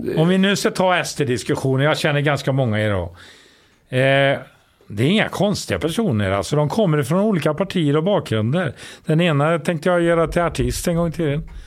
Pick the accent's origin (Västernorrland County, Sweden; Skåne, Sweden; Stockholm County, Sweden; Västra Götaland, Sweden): Västra Götaland, Sweden; Tidan; also born or lived in Gothenburg / Grebbestad; jag är från Tidan